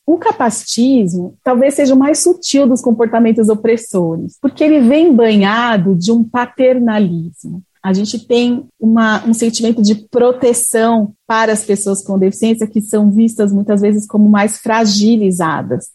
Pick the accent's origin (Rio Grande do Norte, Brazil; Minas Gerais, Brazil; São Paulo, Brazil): São Paulo, Brazil; Eu sou paulistana, moro aqui na capital